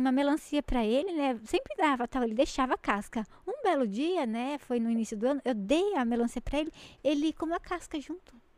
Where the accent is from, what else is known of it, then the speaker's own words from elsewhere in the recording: Jundiaí, São Paulo, Brazil; a gente é de Jundiaí